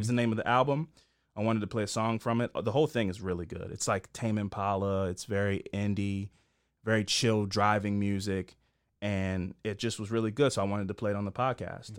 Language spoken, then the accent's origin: English; Baltimore, Maryland, United States; I'm from East Baltimore, so I don't have any family in those parts